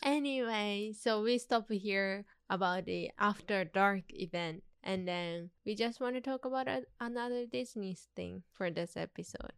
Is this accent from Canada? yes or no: no; Tokyo, Japan; now in Los Angeles, United States; I grew up in Tokyo